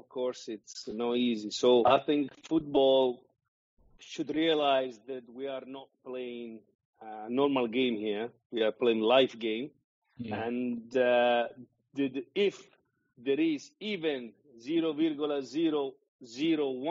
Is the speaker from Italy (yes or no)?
yes; Bari, Apulia, Italy; moved away; I started in Bari, which is my hometown as well